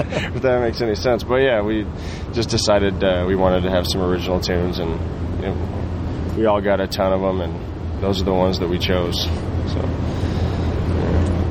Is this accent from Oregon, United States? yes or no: yes; Oregon, United States; dude that I that I grew up with in Oregon